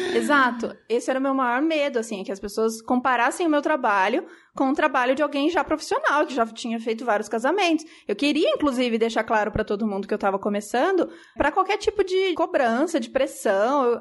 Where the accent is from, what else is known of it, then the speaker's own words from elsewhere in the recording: São Paulo, Brazil; Eu sou de São Paulo, a gente é de São Paulo